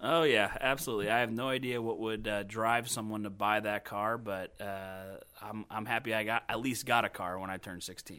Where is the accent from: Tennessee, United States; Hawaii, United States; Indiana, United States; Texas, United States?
Indiana, United States; Crown Point; also born or lived in Crawfordsville, Indiana / Boston, Massachusetts; now in Indianapolis, United States; I grew up in Crown Point, Indiana. Uh, so I'm a Hoosier born and raised